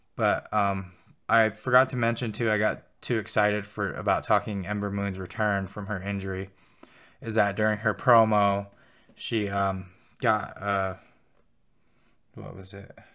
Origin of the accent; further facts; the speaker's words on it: Pine Ridge, South Dakota, United States; now in Billings, United States; I'm from, uh, Pine Ridge, South Dakota